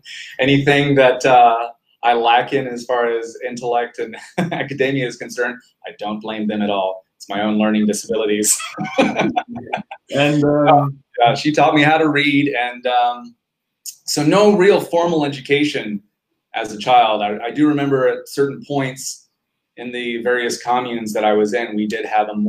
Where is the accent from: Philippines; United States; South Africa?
Philippines; Quezon City, Metro Manila; born there; No, 1978, Philippines, Quezon City, which is technically just a suburb of Manila. So right there in the capital.